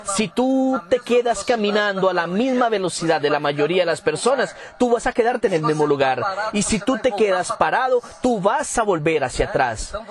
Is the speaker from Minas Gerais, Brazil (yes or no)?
no; Campo Grande, Mato Grosso do Sul, Brazil; Spanish is a second language; Yo soy de Campo Grande, Mato Grosso del Sur.